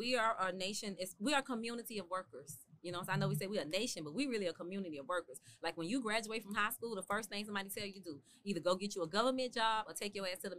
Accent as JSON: {"language": "English", "town": "Memphis", "region": "Tennessee", "country": "United States", "also_born_or_lived": "Miami", "said": "Yeah, but Memphis, I graduated from high school in Memphis."}